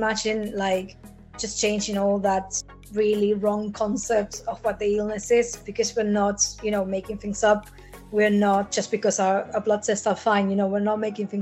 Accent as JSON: {"language": "English", "country": "Argentina", "moved": "yes", "lives_now": "Liverpool, United Kingdom", "said": "I'm originally from Argentina and I live in Liverpool, UK"}